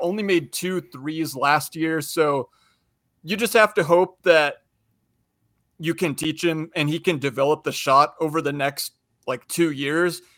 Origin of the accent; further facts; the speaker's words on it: Spokane, Washington, United States; I'm from Spokane, so I've watched a lot of Gonzaga basketball